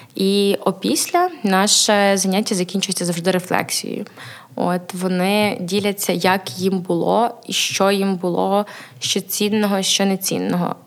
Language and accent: Ukrainian; Chernivtsi, Chernivtsi Oblast, Ukraine; also born or lived in Ivano-Frankivsk; Я родом з Івано-Франківська, але себе асоціюю як Буковинка, бо моє свідоме життя пройшло в Чернівцях